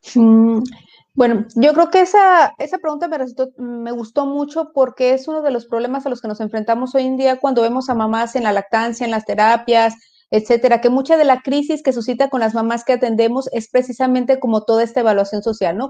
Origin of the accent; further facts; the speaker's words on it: Mexico; aquí el arquetipo que tenemos como mujer mexicana